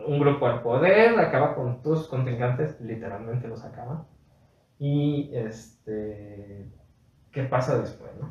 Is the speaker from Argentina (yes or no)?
no; Mexico; yo soy parte de México